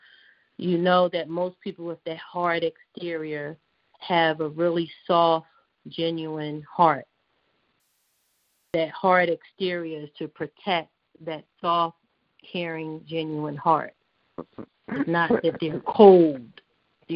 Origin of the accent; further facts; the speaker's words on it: Philadelphia, Pennsylvania, United States; moved away; I grew up in Philly